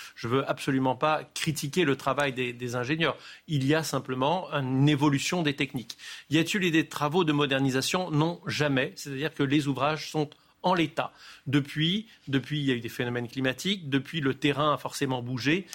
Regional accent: Nice, Provence-Alpes-Côte d'Azur, France; moi je suis du sud de la France, donc les phénomènes méditerranéens, je les connais bien, je suis niçois.

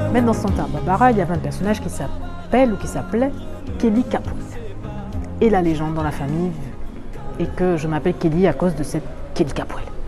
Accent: Martinique; je viens de la Martinique

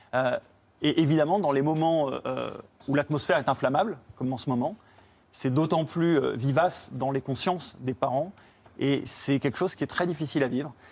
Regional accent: France; nous, en tant que Français

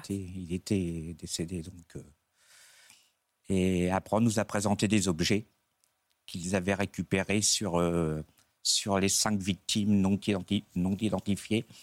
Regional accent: Dieppe, Normandy, France; moi je suis de la région diepoise

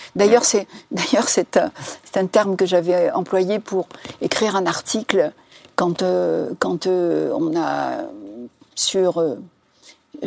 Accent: Algeria; moved away as an adult; now in France; je suis algérienne

